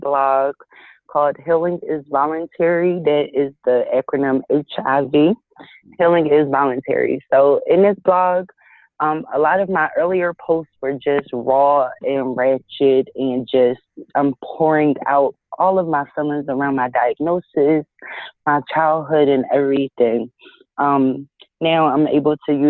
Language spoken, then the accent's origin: English; Georgia, United States; now in Philadelphia, United States; I live in Philly, but I grew up down south in Georgia